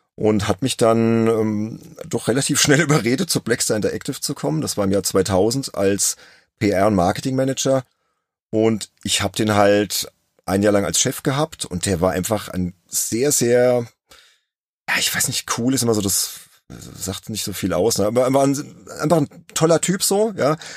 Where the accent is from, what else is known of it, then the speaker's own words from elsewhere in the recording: Worms, Rhineland-Palatinate, Germany; ein gebürtiger Wormser, ja, genauso wie ich